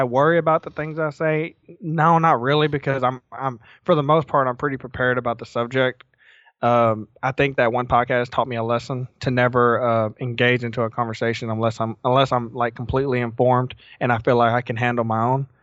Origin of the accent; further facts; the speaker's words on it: the South, United States; growing up in the South, you didn't think about mental illness.